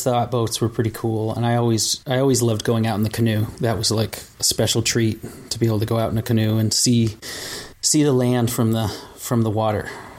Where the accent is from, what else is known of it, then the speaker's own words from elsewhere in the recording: Vermont, United States; And I grew up in Vermont, out in the country, doing my thing.